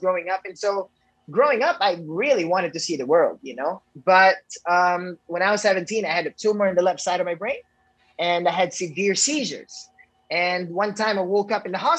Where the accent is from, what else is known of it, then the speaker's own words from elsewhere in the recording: Negros Island Region, Philippines; also born or lived in Indonesia / Los Angeles; in the Philippines where I was born in Negros